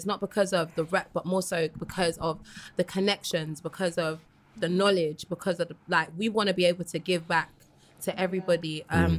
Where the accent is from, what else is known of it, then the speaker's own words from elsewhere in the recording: London, United Kingdom; I was born and raised in London